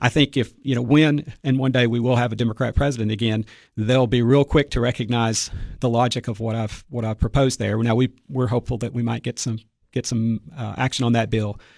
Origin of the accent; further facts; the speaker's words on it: Cookeville, Tennessee, United States; I grew up in Cookville